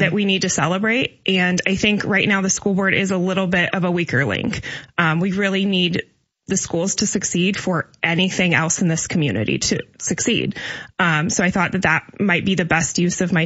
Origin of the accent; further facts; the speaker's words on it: Decatur, Illinois, United States; I'm born and raised in Decatur